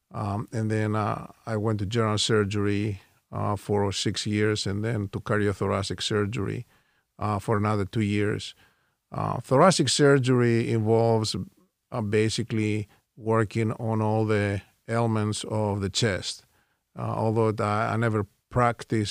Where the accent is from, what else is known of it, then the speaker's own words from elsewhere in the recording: Thessaloniki, Central Macedonia, Greece; moved away as an adult; also born or lived in Houston, Texas; My family is from Thessaloniki, Greece